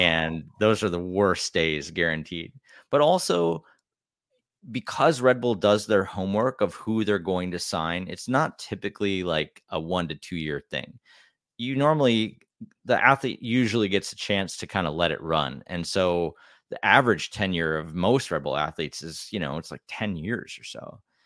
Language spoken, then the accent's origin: English; Wisconsin, United States; I grew up in Wisconsin